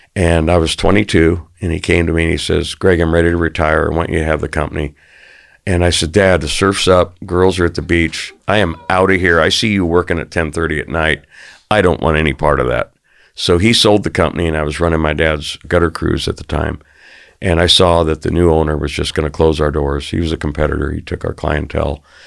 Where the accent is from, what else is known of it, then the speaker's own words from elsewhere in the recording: Arizona, United States; I grew up in Arizona